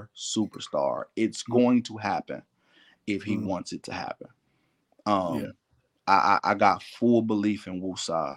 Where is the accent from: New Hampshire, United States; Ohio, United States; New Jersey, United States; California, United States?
Ohio, United States; I'm from Ohio